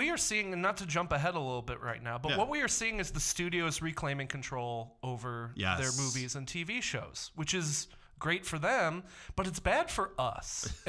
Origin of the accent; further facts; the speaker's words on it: Milwaukee, Wisconsin, United States; born and raised in Milwaukee, Hills Corners technically. We're born, living in Milwaukee now.